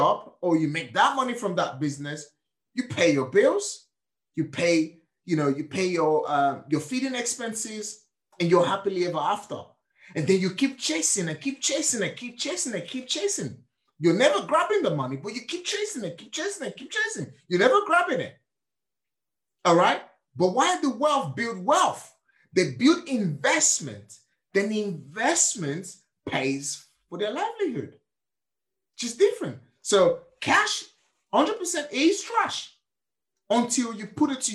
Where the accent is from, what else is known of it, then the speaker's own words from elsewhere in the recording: Nigeria; now in United Kingdom; I was born and raised in Nigeria.